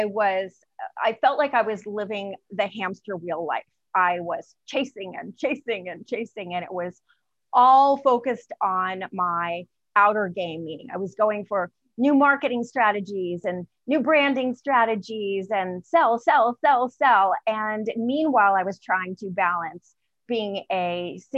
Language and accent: English; Tampa, Florida, United States; I am from Tampa, Florida.